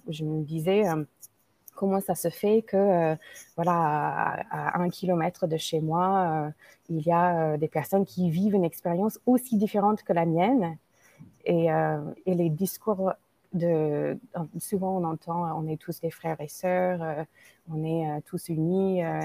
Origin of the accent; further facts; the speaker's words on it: United States; French is a second language; moved away as an adult; now in France; je suis une Américaine d'origine indienne qui vit en France depuis 20 ans